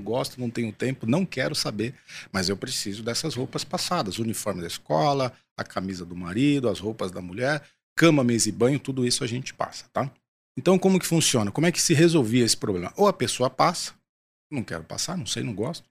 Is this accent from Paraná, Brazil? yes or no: no; São Paulo, Brazil; sou paulistano